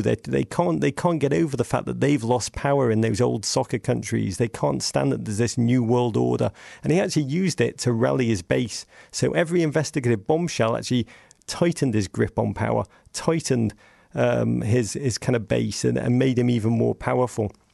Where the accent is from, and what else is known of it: England, United Kingdom; accent: English; moved away